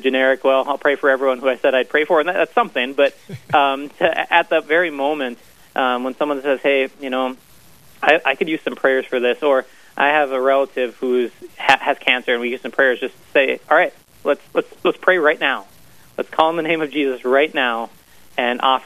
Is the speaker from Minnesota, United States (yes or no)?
yes; Brainerd, Minnesota, United States; also born or lived in Duluth, Minnesota; I grew up in Brainerd